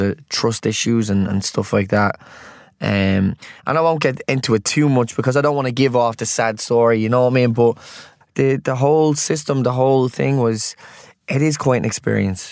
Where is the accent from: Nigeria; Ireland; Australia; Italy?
Ireland; as Irish people